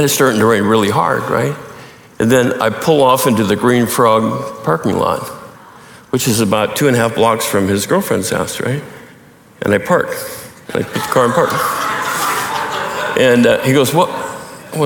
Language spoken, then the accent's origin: English; Montana, United States; the culture I grew up in Montana